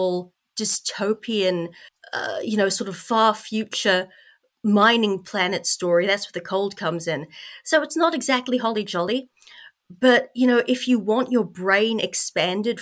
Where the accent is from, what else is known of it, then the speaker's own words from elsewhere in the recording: North Island of New Zealand, New Zealand; moved away; I grew up in the North Island of New Zealand.